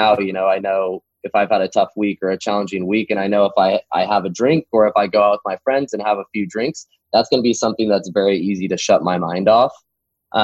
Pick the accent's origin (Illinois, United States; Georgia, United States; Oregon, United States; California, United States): Oregon, United States; Tualatin; We're about 30 minutes outside of Tualatin, in my hometown that I grew up in.